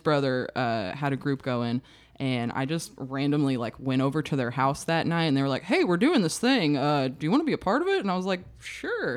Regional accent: Searcy, Arkansas, United States; I grew up in Searcy where, like, the only thing to do was, like, go to Hastings.

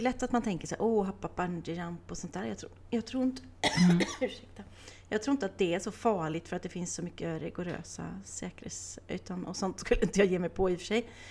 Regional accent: Åmål, Västra Götaland, Sweden; jag är uppvuxen i Åmål

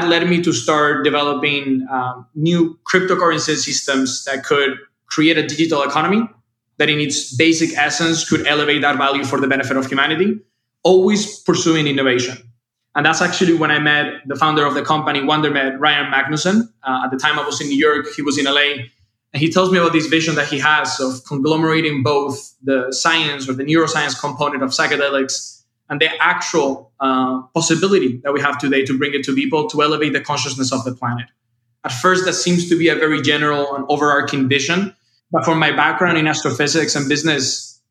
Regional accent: Seville, Andalusia, Spain; moved away; originally I'm from Spain. So life for me was in the south of Spain in a town called Sevilla.

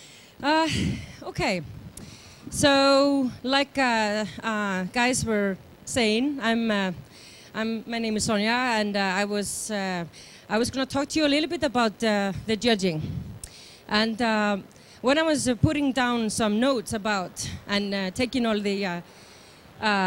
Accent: Iceland; I'm from Iceland

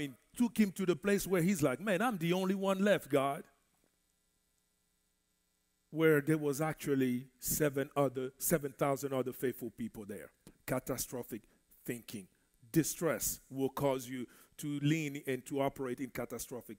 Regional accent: DR Congo; first language French; English is a second language; moved away; I grew up in the Congo, Central Africa

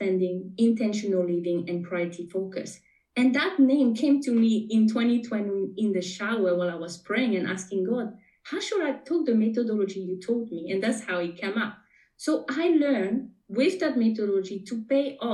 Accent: French Polynesia; first language French; English is a second language; moved away as an adult; now in New Zealand; you may be able to pick up a little bit of an accent. I am from Tahiti, born and raised. So my first language is French. And now I'm talking to you from New Zealand.

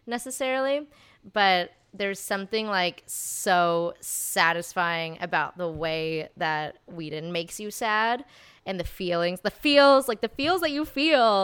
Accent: Texas, United States; moved away as an adult; also born or lived in Santa Barbara, California; now in Los Angeles, United States; I was raised in Texas. Um, and then I moved out here to go to U C Santa Barbara

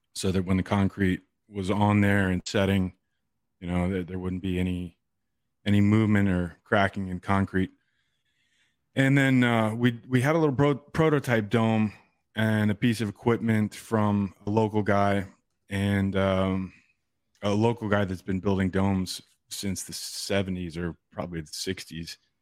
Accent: East Coast, United States; moved away; also born or lived in California; I grew up on the East Coast

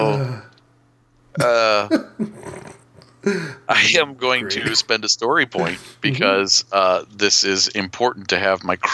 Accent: United States; we're both American

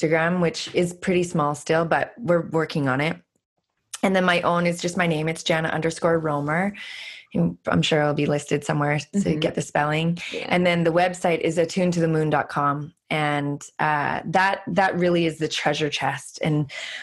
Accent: Canada; moved away; also born or lived in California; I'm Canadian

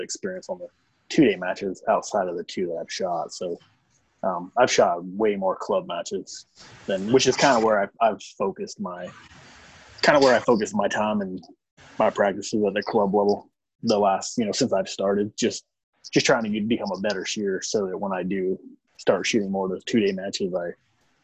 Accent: Kansas, United States; I'm from Kansas originally. So, I mean, you grew up in Kansas, everybody hunts deer.

